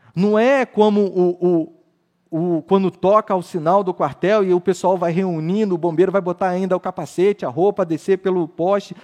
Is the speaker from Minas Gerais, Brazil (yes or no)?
no; Rio de Janeiro, Brazil; Eu não sou mais carioca